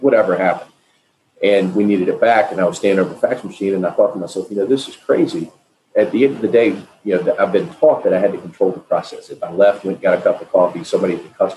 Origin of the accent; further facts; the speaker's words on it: Nashville, Tennessee, United States; I'm from Nashville, Tennessee, grew up here